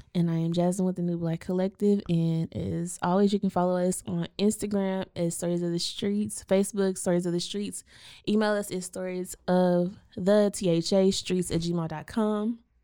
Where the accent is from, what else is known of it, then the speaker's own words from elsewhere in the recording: Waco, Texas, United States; we grew up in Waco I S D